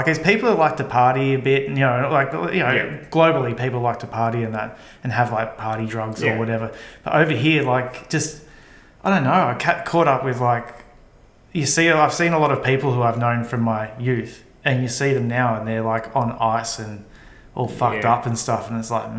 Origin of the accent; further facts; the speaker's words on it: Colombia; I mean, so I come from Colombia and I was in Panama.